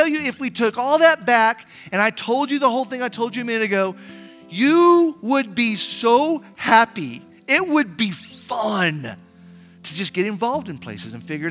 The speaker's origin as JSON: {"language": "English", "town": "Artesia", "country": "United States", "tie": "born or raised there", "said": "The church I grew up in Artesia"}